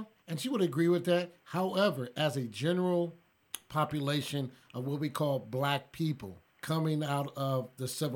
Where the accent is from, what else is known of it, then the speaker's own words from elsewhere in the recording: United States; also born or lived in Los Angeles, California / Tulsa, Oklahoma; I grew up in L.A. and I grew up in Tulsa, Oklahoma.